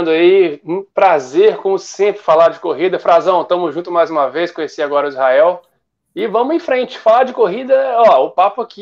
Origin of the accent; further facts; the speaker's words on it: Cataguases, Minas Gerais, Brazil; now in Rio de Janeiro, Brazil; sou mineiro de Cataguases, do interior, e não sou nascido e criado no Rio, moro no Rio a trabalho